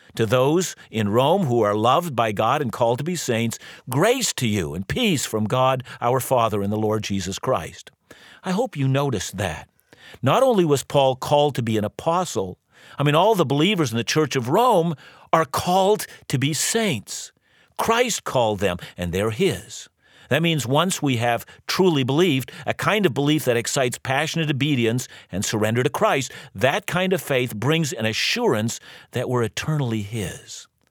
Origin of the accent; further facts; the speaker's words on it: Vancouver, British Columbia, Canada; I'm from Vancouver, and, and proudly so